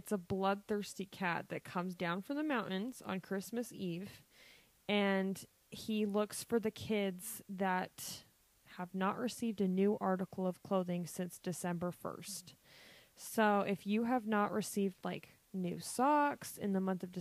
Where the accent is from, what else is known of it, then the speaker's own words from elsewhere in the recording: United States; we're very American people